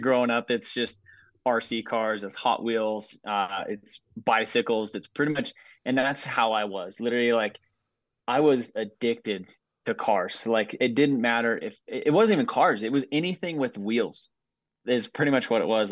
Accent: Southern Colorado, United States; I'm from Southern Colorado

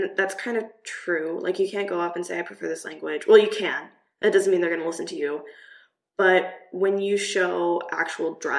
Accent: Kansas, United States; moved away as an adult; also born or lived in Namibia / Czech Republic; now in Prague, Czech Republic; I'm from Kansas, I'm used

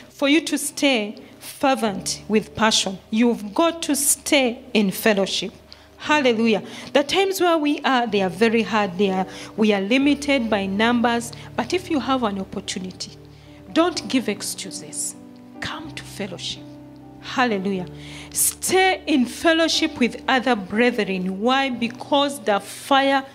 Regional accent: Uganda; now in Kenya; I'm from Uganda, but now I'm a Kenyan.

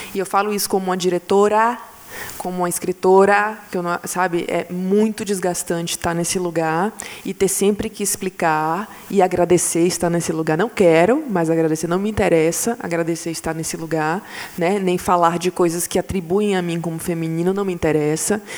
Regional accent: Bahia, Brazil; eu sou baiana

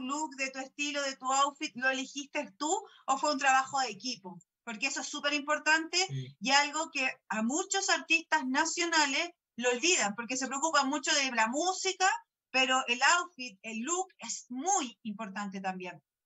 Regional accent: Chile; como chileno

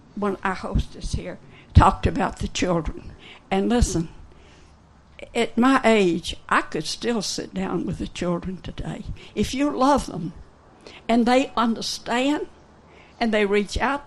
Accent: Memphis, Tennessee, United States; I'm from Memphis and on the muddy Mississippi, in … land

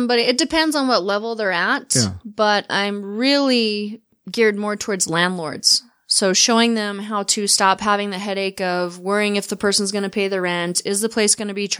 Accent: Layton, Utah, United States; I grew up in Layton. And you can tell I'm from there because I said Layton.

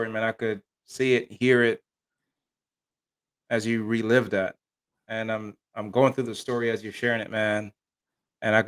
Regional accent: Miami, Florida, United States; I grew up in Miami, Florida.

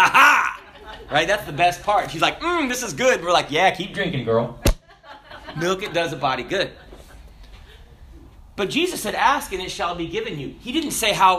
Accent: the South, United States; I'm from the South.

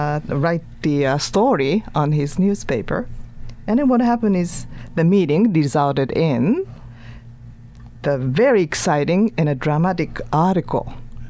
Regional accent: Shimonoseki, Yamaguchi, Japan; moved away as an adult; now in United States; I was born in Shimonoseki, western part of Japan. And then came over to this great country about 30 years ago.

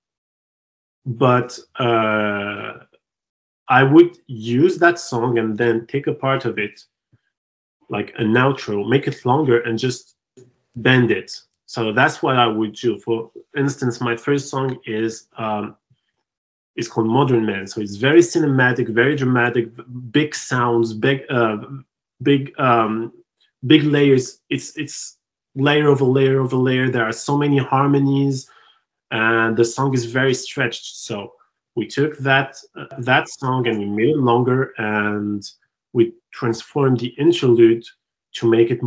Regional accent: Tunisia; English is a second language; moved away as an adult; now in Montreal, Canada; I was out of Tunisia, which is my home country

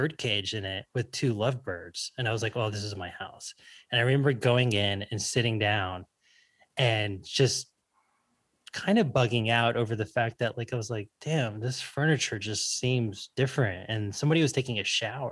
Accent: South Florida, United States; when I was a kid, I grew up in South Florida

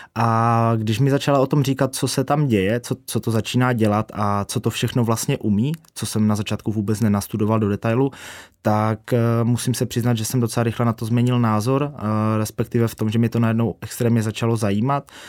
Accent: Ostrava, Moravian-Silesian Region, Czechia; jsme z Ostravy, což asi trošku půjde slyšet

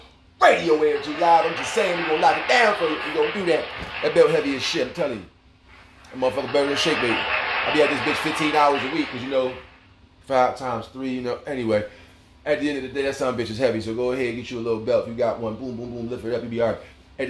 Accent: Hollis, New York, United States; I'm from Hollis, Queens, and they can kick rocks.

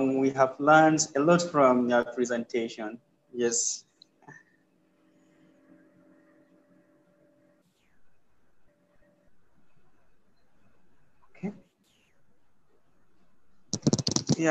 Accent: Northern Nigeria, Nigeria; I'm from Nigeria, so I'm from northern part of Nigeria

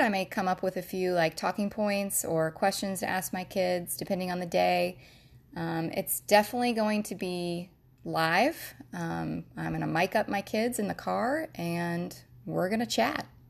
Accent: Jacksonville, Florida, United States; I was born and raised in Jacksonville, Florida. That is where my husband and I are currently living now

